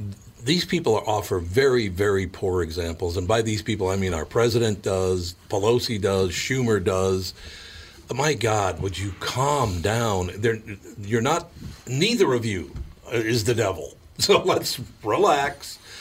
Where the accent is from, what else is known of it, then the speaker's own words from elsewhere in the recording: Minneapolis, Minnesota, United States; I grew up in North Minneapolis, so I don't know a whole lot about all this hunting, fishing stuff